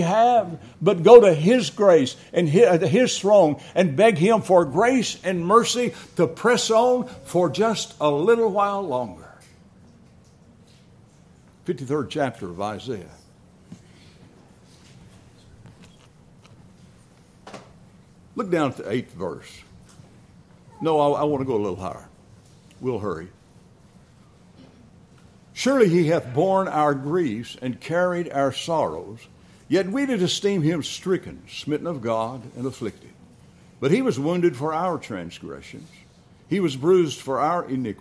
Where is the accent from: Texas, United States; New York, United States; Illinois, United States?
Texas, United States; Dallas; I was raised in Dallas, Texas